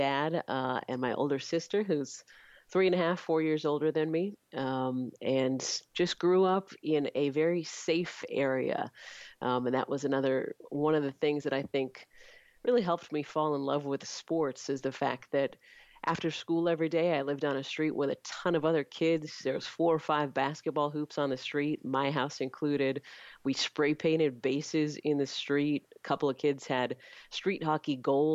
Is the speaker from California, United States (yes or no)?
yes; Clovis, California, United States; also born or lived in Fresno, California / Bay Area, California; When I was 6, we moved to nearby Clovis, California, and that's where I grew up.